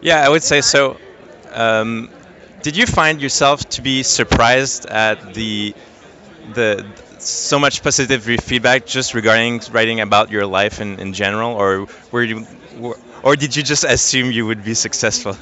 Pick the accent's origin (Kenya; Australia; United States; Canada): Canada; Montreal, Quebec; my hometown, Montreal